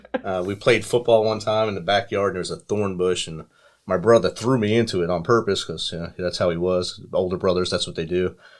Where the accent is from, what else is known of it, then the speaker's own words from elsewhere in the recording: New Jersey, United States; growing up in New Jersey in the, in the city